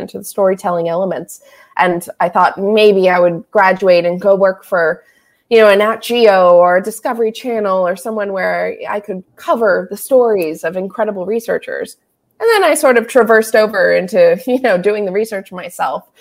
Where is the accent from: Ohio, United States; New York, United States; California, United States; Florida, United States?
Florida, United States; South; growing up in South Florida.